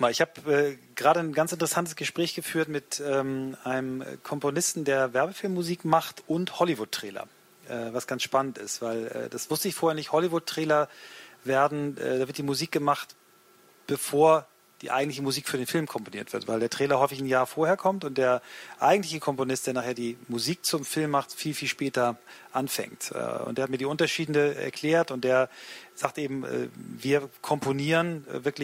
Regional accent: Hanover, Lower Saxony, Germany; als Hannoveraner weiß ich das, dann zieht es einen nach Berlin oder woanders hin

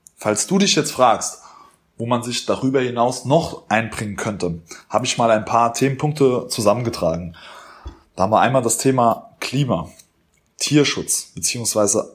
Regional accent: Germany; als Deutscher, als Europäer

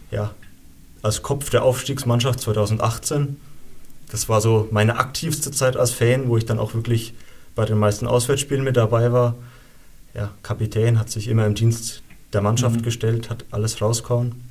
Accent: Albertshausen, Bavaria, Germany; Ich meine, wir kommen beide aus Albertshausen. In Albertshausen ist es wirklich noch so, da kennt jeder jeden, beziehungsweise war das früher so.

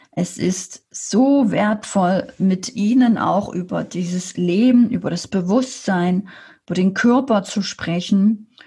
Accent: Saxony, Germany; now in Erding, Germany; als Sachse alleine in, in Erding in Bayern

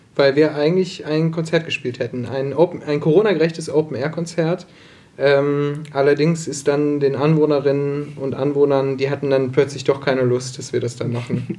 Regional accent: Solingen, North Rhine-Westphalia, Germany; also born or lived in Herne; now in Bochum, Germany; Gebürtiger Solinger

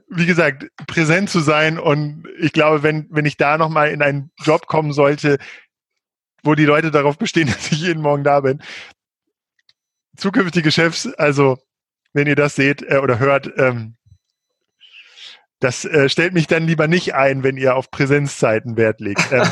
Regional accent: Peine, Lower Saxony, Germany; ich bin quasi in der Nähe von äh, zwischen Hannover und Braunschweig in Peine aufgewachsen.

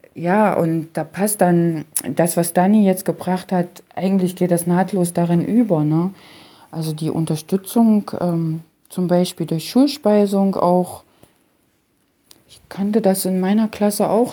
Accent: Halle-Leipzig area, Germany; Ich selbst stamme ja aus der Region Halle-Leipzig

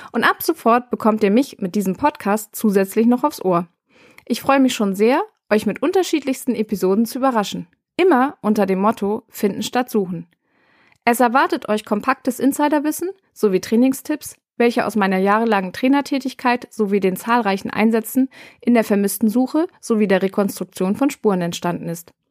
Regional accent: Bremen, Germany; born there; now in Rhein-Main, Germany; gebürtig bin ich aus Bremen und mittlerweile im Rhein-Main-Gebiet gelandet.

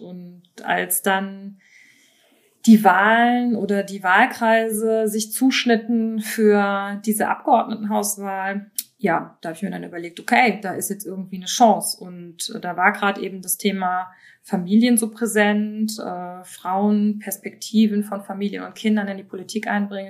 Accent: Rhineland-Palatinate, Germany; accent: Moselfränkisch; moved away as an adult; now in Berlin, Germany; Aufgewachsen bin ich aber an der Mosel und auch dort geboren, also eine Moselanerin, wie man sagt. Und ich spreche und beherrsche auch das tolle Moselfränkisch.

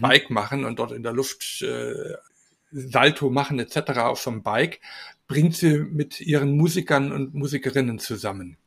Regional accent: Salzburg, Austria; bei uns in Salzburg

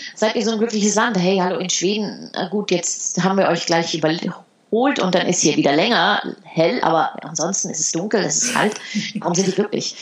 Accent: Heidelberg, Baden-Württemberg, Germany; moved away as an adult; also born or lived in Netherlands; ich bin in Heidelberg aufgewachsen

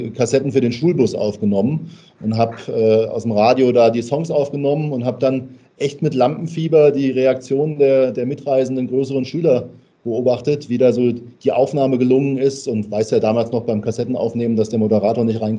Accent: Hesse, Germany; Ich bin äh, gebürtiger Hesse und das hört man manchmal auch.

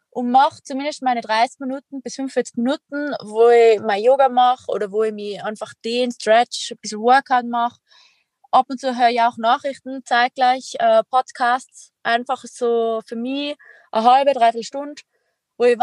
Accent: Tyrol, Austria; accent: Tyrolean; wie man an meinem Dialekt hören kann, bin ich Tirolerin

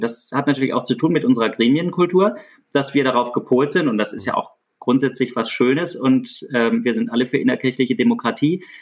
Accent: Baden-Württemberg, Germany; Ich komme aus Süddeutschland, aus Württemberg. Ich wohne hier nach wie vor im ländlichen Raum

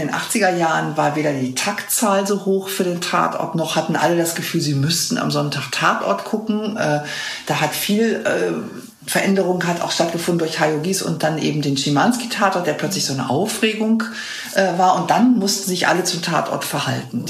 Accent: West Germany, Germany; als Wessi

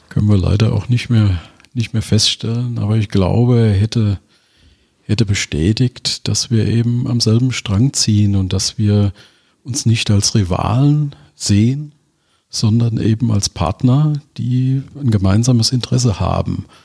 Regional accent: Mainz, Rhineland-Palatinate, Germany; Ich bin waschechter Mainzer bin in Mainz geboren, bin in Mainz äh, zur Schule gegangen, habe da Abitur gemacht

